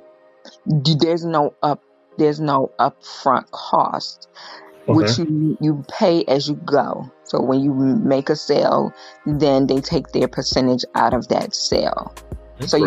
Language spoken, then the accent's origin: English; Israel; moved away; growing up in Israel